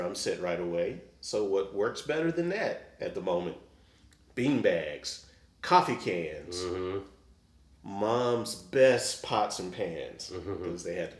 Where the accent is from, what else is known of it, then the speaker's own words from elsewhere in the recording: Dallas, Texas, United States; now in Kansas City, United States; I'm from Dallas, Texas originally, so you could get in band in fourth grade.